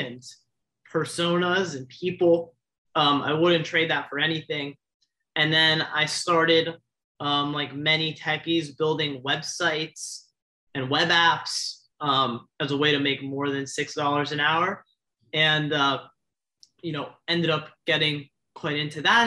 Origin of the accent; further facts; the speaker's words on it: South Florida, United States; I grew up in South Florida